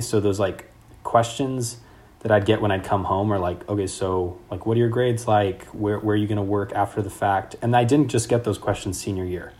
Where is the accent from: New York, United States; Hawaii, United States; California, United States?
California, United States; Sacramento; moved away as an adult; also born or lived in Mexico / Slovakia; now in London, United Kingdom; I'm from Sacramento, and so there was a lot of things I just didn't know about growing up. And then before that, I lived in Mexico